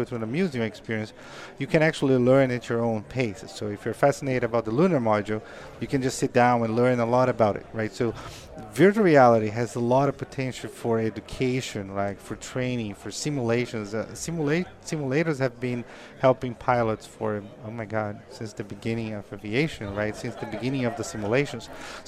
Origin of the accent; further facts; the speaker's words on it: Brazil; English is a second language; moved away as an adult; now in United States; Because, like, when I came from Brazil, I was always, like, in a phases of life, right?